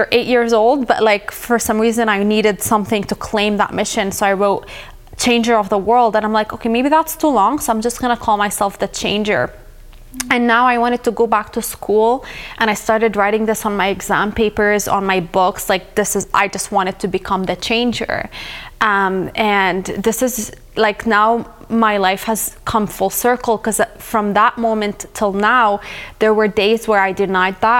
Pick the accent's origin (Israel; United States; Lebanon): Lebanon; South Governorate; moved away; I grew up in a war zone. I'm from South Lebanon